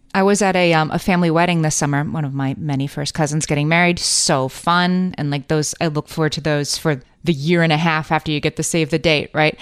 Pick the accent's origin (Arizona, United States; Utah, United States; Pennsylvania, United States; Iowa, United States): Pennsylvania, United States; Scranton; now in New York City, United States; both my husband and I are from Scranton, Pennsylvania, home of the office